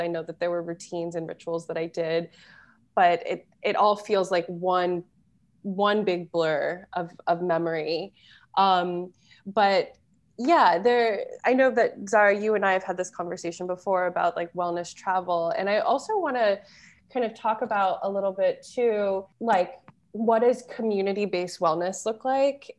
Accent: Florida, United States; moved away

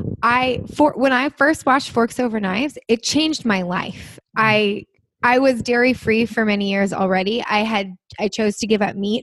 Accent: New Jersey, United States; moved away; I'm from New Jersey originally, so we all say sugar

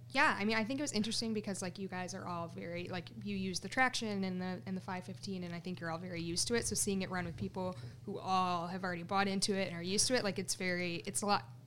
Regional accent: Romeo, Michigan, United States; also born or lived in Shelby Township, Michigan; I'm from Romeo, Michigan, which is the Metro Detroit area.

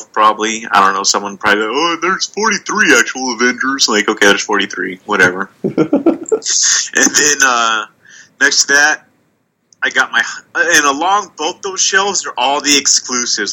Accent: Long Beach and Bakersfield, California, United States; moved away; I grew up in Long Beach and Bakersfield, California. Those are the two places I lived

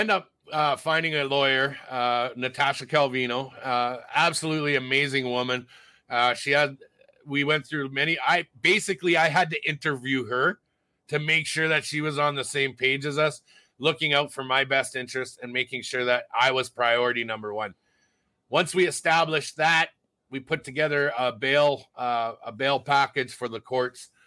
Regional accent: Alberta, Canada; I'm from Alberta. I can't have Ontario legal aid because I'm from Alberta.

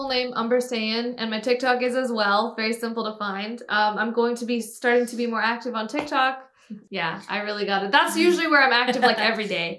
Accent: Pakistan; I also had a single mom. I'm also Pakistani.

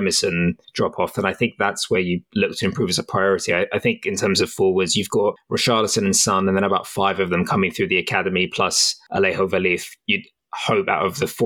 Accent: Cyprus; We're from Cyprus.

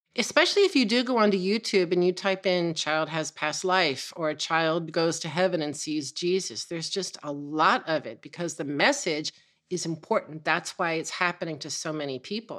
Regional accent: San Francisco, California, United States; growing up in the nineteen sixties in San Francisco

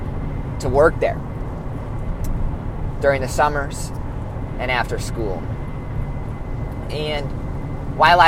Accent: Illinois, United States; I am from Shanahan, Illinois, which is a suburb outside of Chicago.

